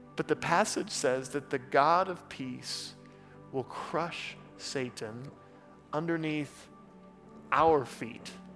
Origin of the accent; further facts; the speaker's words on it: Oklahoma, United States; moved away; I'm from Oklahoma.